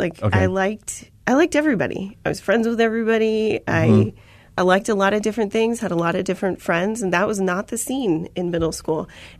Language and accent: English; Chandler, Arizona, United States; So I'm a native to Arizona.